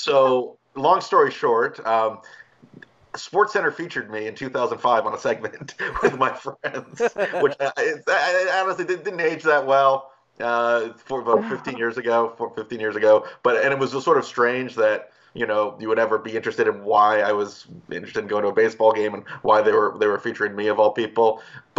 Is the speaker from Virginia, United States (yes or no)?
yes; Springfield, Virginia, United States; born or raised there